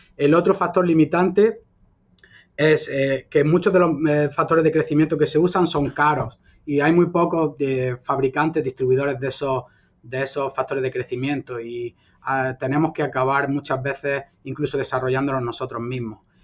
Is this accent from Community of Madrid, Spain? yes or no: no; Almería, Andalusia, Spain; moved away; also born or lived in Granada; yo soy español, andaluz, nacido en Almería y adoptado por Granada, donde estudié y ejercí mi profesión por 10 eh, años